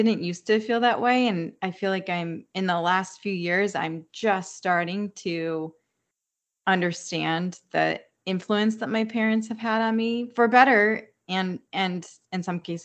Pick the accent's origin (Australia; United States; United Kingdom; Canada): United States; moved away as an adult; now in Hawaii, United States; we had a few relatives that moved to Philly, which is 2 hours from my hometown, or to New York, which is 2 hours from my hometown